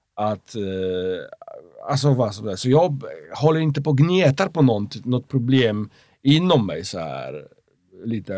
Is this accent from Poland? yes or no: yes; Poland; Swedish is a second language; moved away as an adult; now in Sweden; jag är uppväxt i, i, i Polen som är katolsk